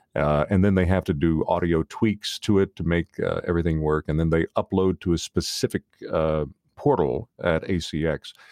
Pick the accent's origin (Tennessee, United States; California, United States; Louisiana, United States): Tennessee, United States; outside of Nashville; moved away; I am from the South originally.